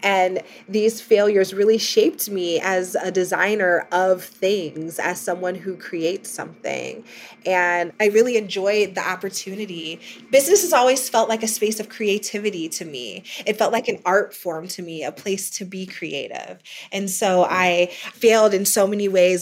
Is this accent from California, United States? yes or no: no; Ohio, United States; moved away as an adult; also born or lived in New York City; administrative support in my hometown of Ohio